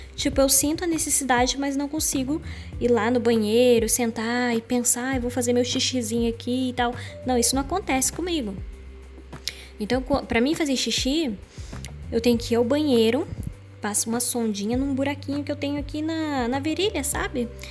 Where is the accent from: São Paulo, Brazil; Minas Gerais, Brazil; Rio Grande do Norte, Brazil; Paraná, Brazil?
Paraná, Brazil; accent: caipira / interior; Eu sou cristã, eu sou paranaense, tá? Eu sou do interior